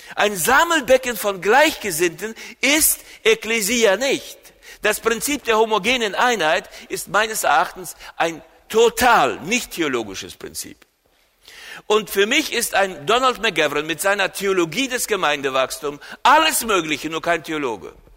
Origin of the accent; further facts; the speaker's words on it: Germany; hier bei uns in Deutschland